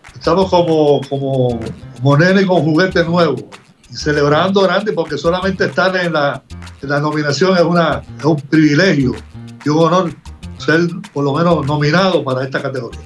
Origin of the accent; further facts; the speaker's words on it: Humacao, Puerto Rico; de mi pueblo Humacao